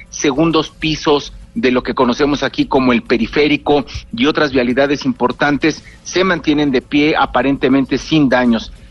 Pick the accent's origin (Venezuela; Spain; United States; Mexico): Mexico; also born or lived in Mexico City; mi país